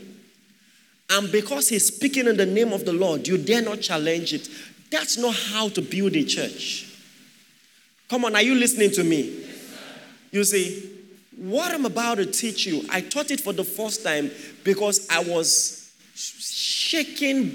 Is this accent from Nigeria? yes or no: yes; Akwa Ibom, Nigeria; I'm Akwa Ibom. My mom is Yoruba, but I'm Akwa Ibom